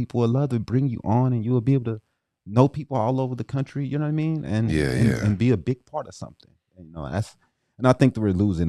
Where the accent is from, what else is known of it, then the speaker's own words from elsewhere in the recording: East St. Louis, Illinois, United States; because I'm from East St. Louis, so I had to check him out.